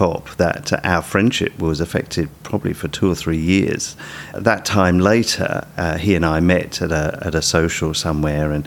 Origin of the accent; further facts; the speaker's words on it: United Kingdom; moved away as an adult; now in Australia; people will tell from my accent that I'm from the UK. This was not long after Sue and I came to Australia